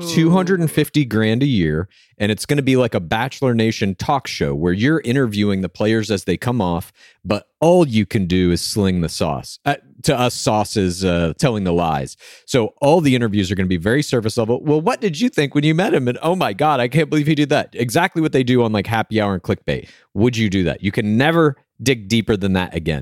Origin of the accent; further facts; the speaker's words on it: Dallas, Texas, United States; moved away; I'm from Dallas originally